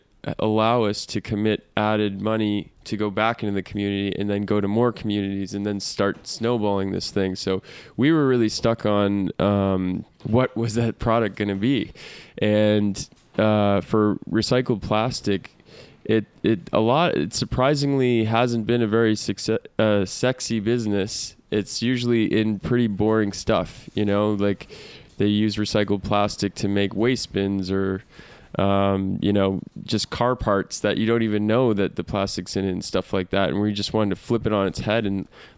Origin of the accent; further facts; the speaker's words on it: Massachusetts, United States; moved away as an adult; also born or lived in Australia / Chile; So I'm originally from Massachusetts